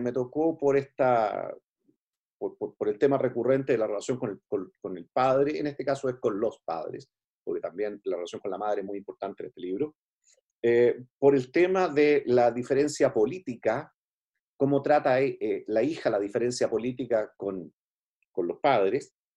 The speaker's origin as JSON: {"language": "Spanish", "country": "Chile", "said": "como chilenos"}